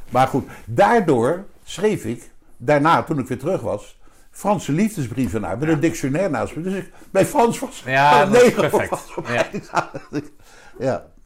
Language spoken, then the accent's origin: Dutch; Wassenaar, South Holland, Netherlands; daar werd ik die keer zit allemaal te schelden dat ik uit Wassenaar kom.